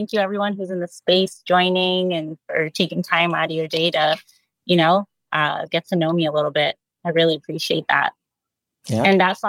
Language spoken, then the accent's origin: English; Rome, Lazio, Italy; also born or lived in Boston; now in Miami, United States; I was born in Boston, but I lived most of my life in Rome, Italy, which is where I fell in love with street art. So I lived most of my life between Italy and Boston, which is where the fashion kicked in.